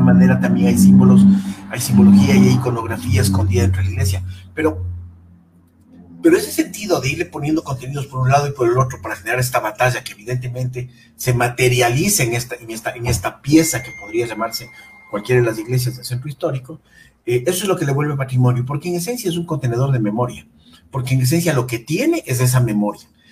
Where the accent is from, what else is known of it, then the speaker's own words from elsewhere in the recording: Quito, Pichincha, Ecuador; el patrimonio industrial de nuestra ciudad es escaso